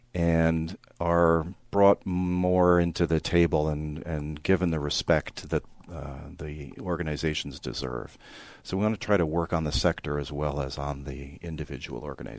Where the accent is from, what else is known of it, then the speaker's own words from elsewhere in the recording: New York City, New York, United States; I'm actually originally from New York City, and that's where my career started.